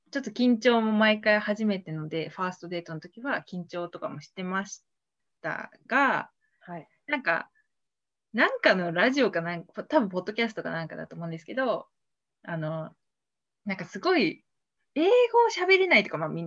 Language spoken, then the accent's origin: Japanese; Nara, Japan; あの奈良出身なんです